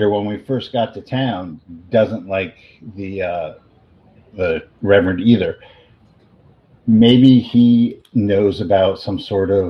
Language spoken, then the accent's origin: English; Bronx, New York, United States; Oh, didn't I say I'm from the Bronx?